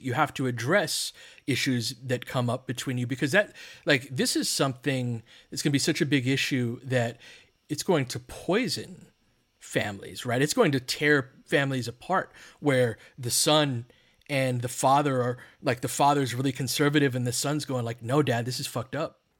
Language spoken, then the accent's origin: English; Littlerock, California, United States; I grew up in Little Rock, California, and Little Rock is on the other side of San Gabriel Mountains that we all look at from L